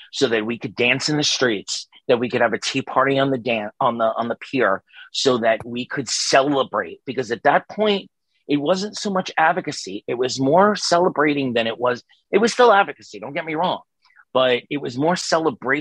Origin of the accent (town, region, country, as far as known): New York City, New York, United States; born or raised there; moved away